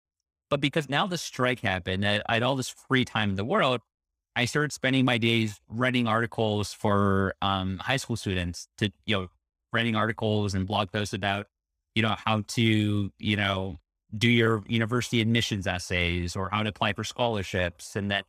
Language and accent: English; Toronto, Ontario, Canada; So let's see, born and raised in Toronto.